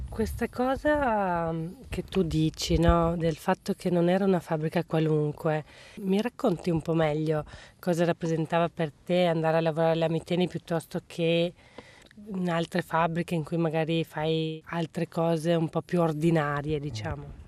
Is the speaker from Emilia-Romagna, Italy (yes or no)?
no; Veneto, Italy; moved away as an adult; Io che vivevo a monte della fabbrica in montagna bevevo acqua buona al mio paese, poi me ne sono andata a lavorare altrove